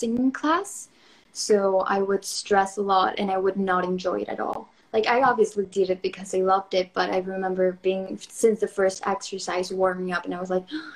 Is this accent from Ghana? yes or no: no; Mexico; I'm from Mexico.